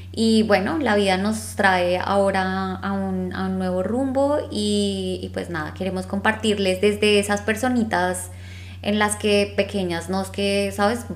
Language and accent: Spanish; Bogotá, Colombia; accent: rolo; moved away; con nuestro acento así rolandio